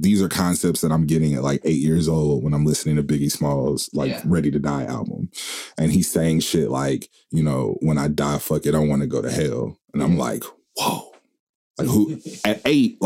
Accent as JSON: {"language": "English", "town": "Oklahoma City", "region": "Oklahoma", "country": "United States", "tie": "born or raised there", "said": "I grew up in Oklahoma, the north side."}